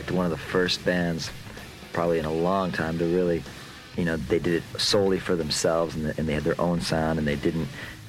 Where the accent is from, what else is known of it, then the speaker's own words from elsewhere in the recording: Bay Area, California, United States; we're from the Bay Area, so I grew up and I saw the whole thing, you know, the rise of the whole thrash metal scene in the Bay Area